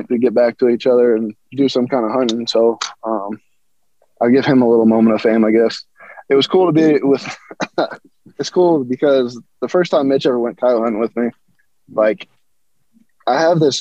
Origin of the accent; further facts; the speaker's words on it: Colorado, United States; I've hunted my whole life here in Colorado.